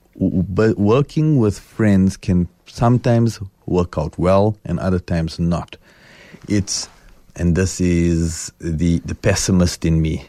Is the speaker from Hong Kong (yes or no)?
no; South Africa; I'm South African.